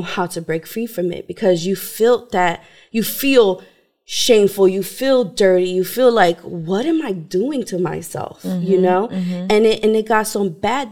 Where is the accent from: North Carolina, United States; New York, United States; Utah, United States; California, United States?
New York, United States; I was brought up in New York with my mom, my dad, my siblings